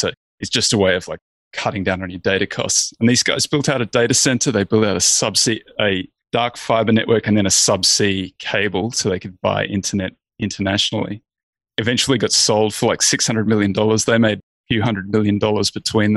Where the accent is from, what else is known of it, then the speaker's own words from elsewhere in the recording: Australia; I'm Australian. I grew up in a little country town.